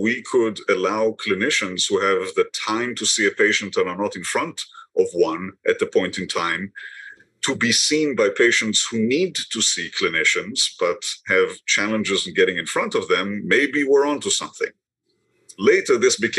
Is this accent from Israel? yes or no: yes; Israel; moved away as an adult; now in Boston, United States; I was born in Israel many years ago, trained in medicine there